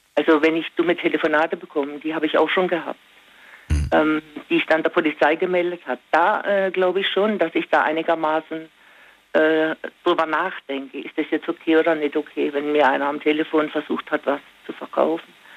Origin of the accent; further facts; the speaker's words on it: Singen, Baden-Württemberg, Germany; moved away; Ich komme ursprünglich aus Singen